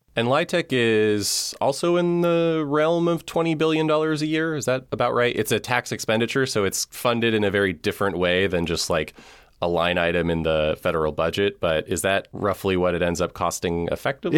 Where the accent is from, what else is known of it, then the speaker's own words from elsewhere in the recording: West Coast, United States; as a lifelong West Coast resident